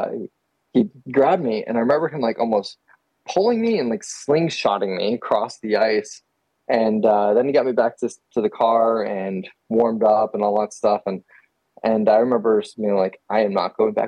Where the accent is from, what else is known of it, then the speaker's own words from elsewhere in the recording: Texas, United States; I'm from Texas